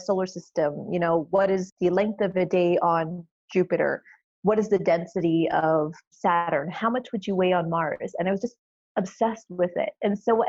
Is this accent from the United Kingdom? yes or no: no; Canada; I'm Canadian